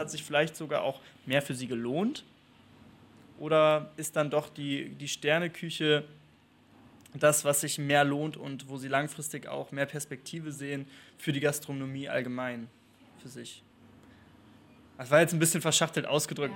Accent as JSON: {"language": "German", "region": "Northern Germany", "country": "Germany", "also_born_or_lived": "Spain", "moved": "yes", "said": "Ich komme aus Norddeutschland"}